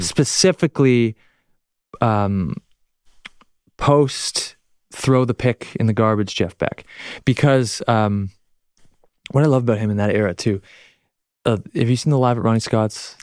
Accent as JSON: {"language": "English", "country": "Canada", "accent": "Canadian", "said": "I'm Canadian"}